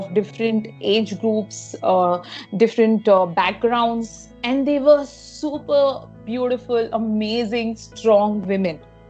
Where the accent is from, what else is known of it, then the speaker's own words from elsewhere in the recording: Mumbai, Maharashtra, India; I am from Mumbai, born and brought up here